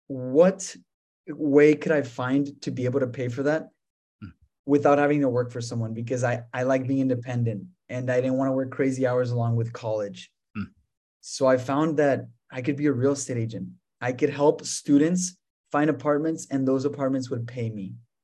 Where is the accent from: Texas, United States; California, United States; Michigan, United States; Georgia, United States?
Texas, United States; El Paso; also born or lived in France; I was born in El Paso, Texas. My parents are from Mexico.